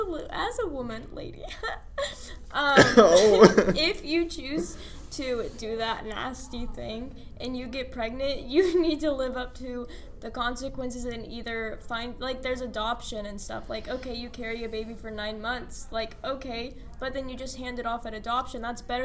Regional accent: Plano, Texas, United States; born there

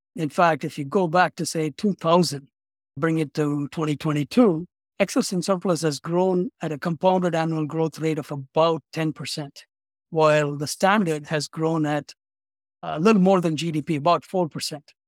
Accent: Chennai, Tamil Nadu, India; moved away as an adult; also born or lived in Baltimore / San Francisco; now in Chicago, United States; I'm originally from India, a city in the southeast part of India called Chennai. It used to be called as Madras.

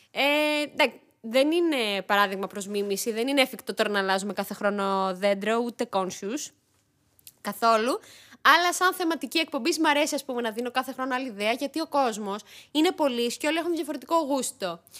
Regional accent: Greece; also born or lived in Yerevan, Armenia; Γεννήθηκα στο Γερεβάν, στην πρωτεύουσα τη Αρμενία, ε, το 1991 και ήρθα Ελλάδα δύο ετών.

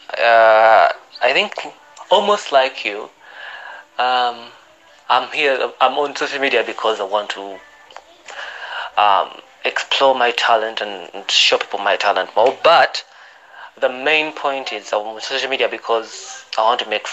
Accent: Uganda; I'm from Uganda

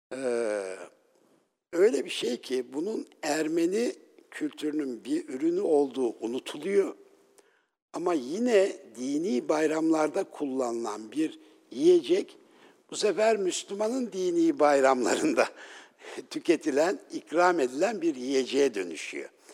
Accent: Ünye, Ordu, Turkey; ben e, Ünyeliyim

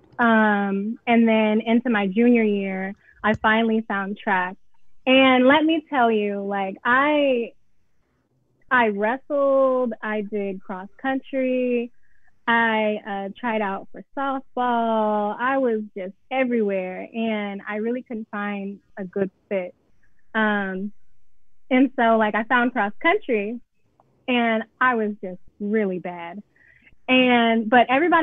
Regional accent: Atlanta, Georgia, United States; moved away as an adult; also born or lived in Cincinnati, Ohio; I'm from Atlanta, Georgia. I went to Pebble Brook High School.

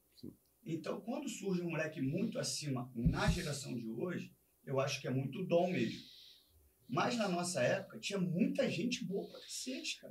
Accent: Rio de Janeiro, Brazil; E eu sou de Vista Alegre

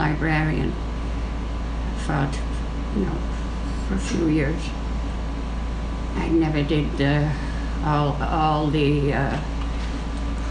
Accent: Salford, North West England, United Kingdom; now in Hamilton, Canada; In England, in a place called Salford, which is basically attached to Manchester.

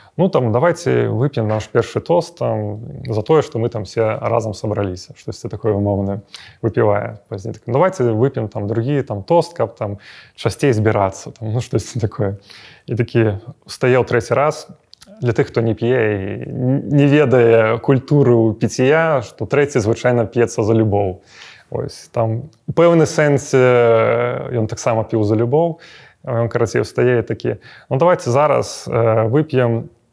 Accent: Belarus; мы беларусы

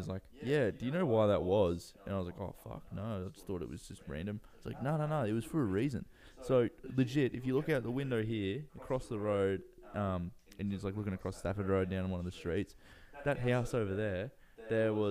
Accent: Australia; being Australian

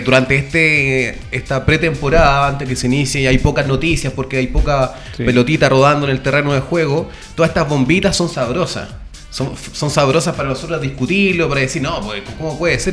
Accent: Valparaíso, Chile; soy de Valpo

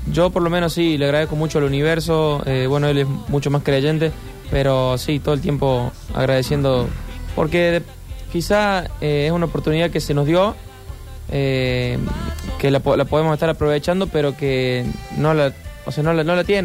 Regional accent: Marull, Córdoba, Argentina; moved away as an adult; now in Córdoba, Argentina; de Marul

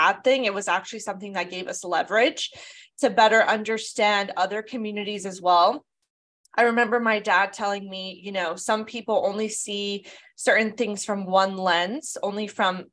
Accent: Southern California, United States; I was born and raised in Southern California.

